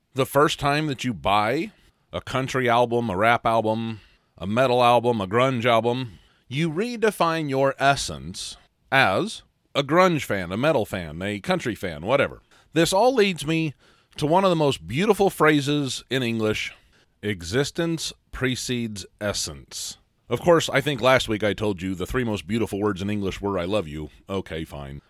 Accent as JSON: {"language": "English", "region": "a small town in the Midwest", "country": "United States", "tie": "born or raised there", "said": "I was raised in a small town in the Midwest"}